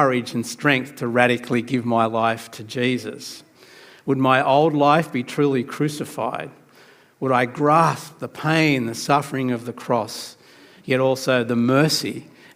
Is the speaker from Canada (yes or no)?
no; New South Wales, Australia; also born or lived in Sydney; I was trying to keep that a secret that I was from New South Wales